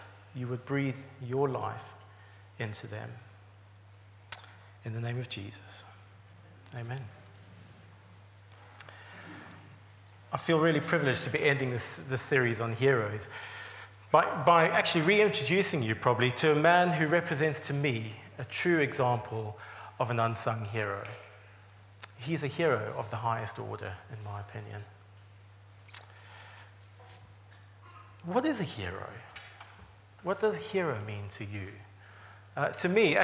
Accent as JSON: {"language": "English", "country": "South Africa", "also_born_or_lived": "England", "moved": "as an adult", "lives_now": "United Kingdom", "said": "you're not guessing the accent, I am from South Africa originally, and I came over around about 17 years ago now"}